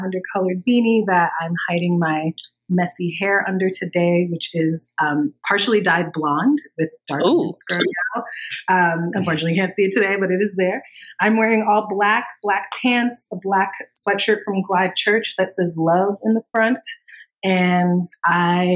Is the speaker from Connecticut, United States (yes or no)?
yes; Danbury, Connecticut, United States; moved away as an adult; now in Bay Area, United States; I grew up in Connecticut in a suburb outside of New York City called Danbury